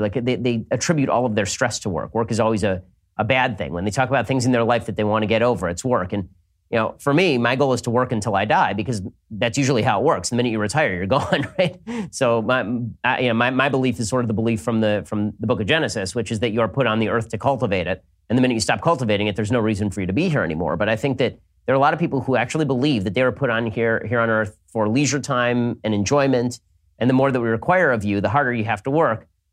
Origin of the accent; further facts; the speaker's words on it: California, United States; I'm from California